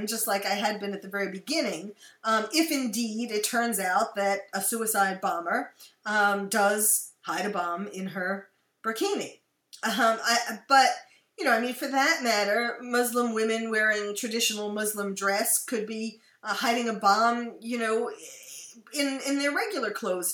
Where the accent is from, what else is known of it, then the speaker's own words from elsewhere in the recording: United States; also born or lived in France / Belgium; I am usually spotted as an American